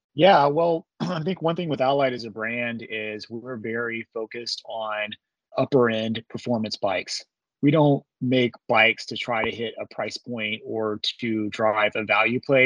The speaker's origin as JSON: {"language": "English", "town": "Amarillo", "region": "Texas", "country": "United States", "tie": "born or raised there", "said": "Grew up in Texas, primarily in the Panhandle of Texas, around Amarillo"}